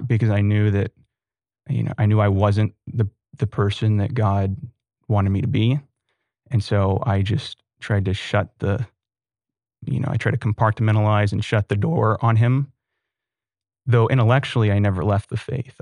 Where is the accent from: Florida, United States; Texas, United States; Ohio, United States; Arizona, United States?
Texas, United States; Sugar Land; also born or lived in Austin, Texas; I grew up in Sugarland